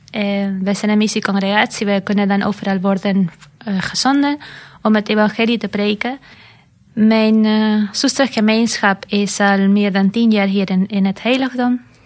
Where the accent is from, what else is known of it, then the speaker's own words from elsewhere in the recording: Argentina; moved away as an adult; now in Netherlands; Ik kom zelf uit Argentinië.